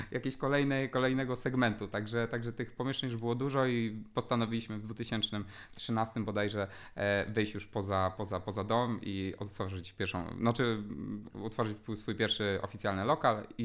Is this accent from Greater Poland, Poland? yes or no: yes; Poznań, Greater Poland, Poland; też było poszanowanie każdej złotóweczki, jesteśmy z Poznania